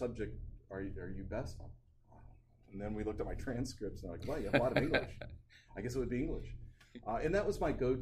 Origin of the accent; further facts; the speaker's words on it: Painesville, Ohio, United States; now in Tallmadge, United States; Native Ohioan, born and raised up in Lake County in Painesville